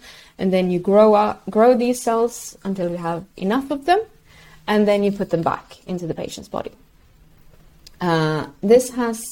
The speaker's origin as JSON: {"language": "English", "country": "Sweden", "first_language": "Swedish", "second_language": "English"}